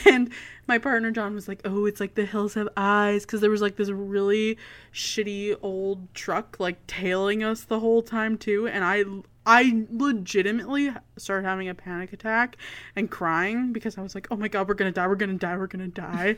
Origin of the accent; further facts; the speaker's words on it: Canada; as a Canadian